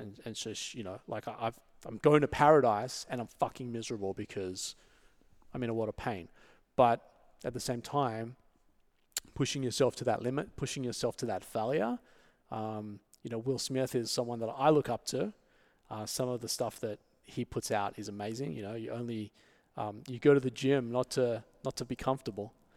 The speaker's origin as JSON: {"language": "English", "town": "Sydney", "region": "New South Wales", "country": "Australia", "tie": "born or raised there", "moved": "as an adult", "lives_now": "Los Angeles, United States", "said": "I was born and raised in Sydney"}